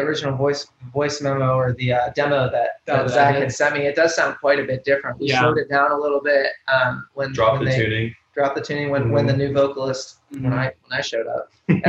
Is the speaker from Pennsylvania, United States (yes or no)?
yes; Grove City, Pennsylvania, United States; now in Nashville, United States; I'm from Pittsburgh, kind of. Not even from Pittsburgh. I'm actually from a small town. Shout out to Grove City if anyone from there is listening to this. But I'm from a real small town